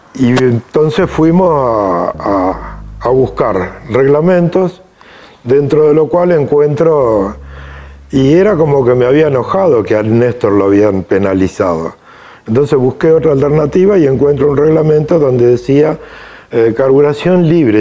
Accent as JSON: {"language": "Spanish", "town": "Lobos", "region": "Buenos Aires Province", "country": "Argentina", "tie": "born or raised there", "said": "Soy nacido en Lobos"}